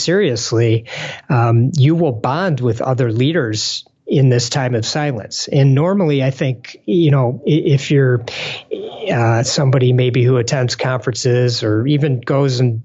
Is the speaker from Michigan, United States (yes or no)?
yes; Detroit, Michigan, United States; I'm from Detroit